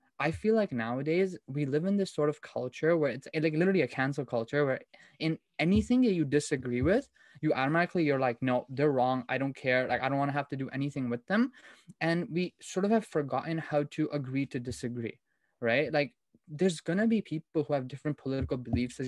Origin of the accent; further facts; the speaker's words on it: India; I'm from India. My parents are from India